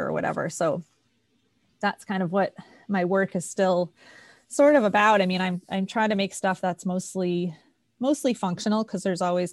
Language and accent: English; East Coast, United States; I grew up in the East Coast